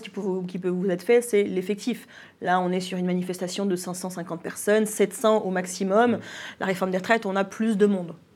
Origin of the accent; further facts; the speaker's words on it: France; chez nous en France